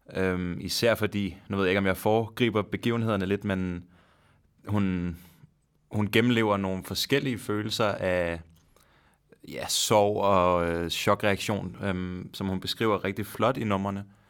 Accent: Denmark; så er det en sjov situation at være i som dansker, hvor man forstår svensk temmelig godt

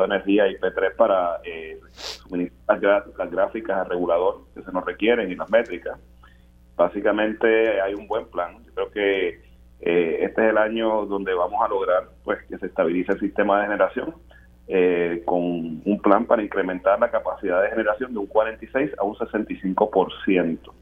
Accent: Puerto Rico; Más del 99% de nuestra plantilla laboral somos boricuas

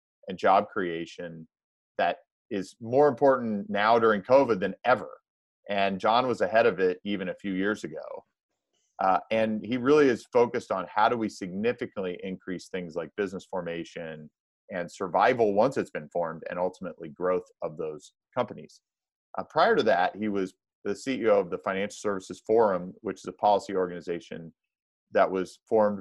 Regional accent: Indiana, United States; a rival school of mine in my home state of Indiana

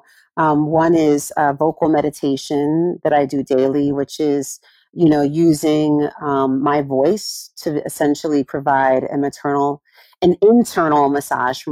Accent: California, United States; I grew up in California

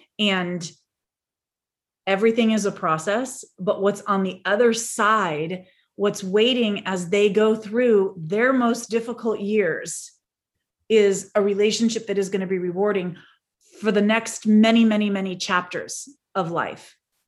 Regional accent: San Diego, California, United States; She was in North Carolina, and we're from San Diego in California.

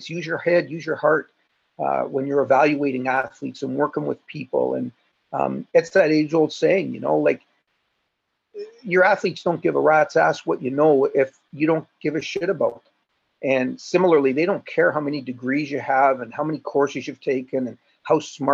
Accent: Toronto, Ontario, Canada; I'm from Toronto

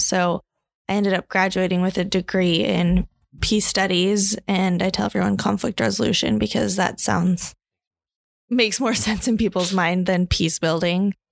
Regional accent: Provo, Utah, United States; also born or lived in Hawaii; Born and raised in Provo, Utah

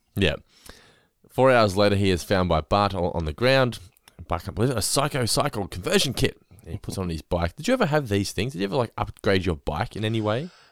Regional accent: Geelong, Victoria, Australia; I grew up in North Lane

